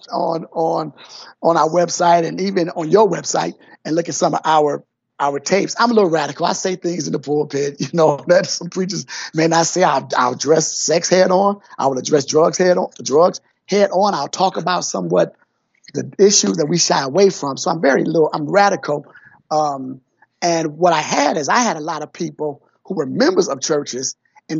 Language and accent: English; Detroit, Michigan, United States; also born or lived in Atlanta, Georgia; I'm from Detroit, and I grew up in Detroit, went to public schools here in Detroit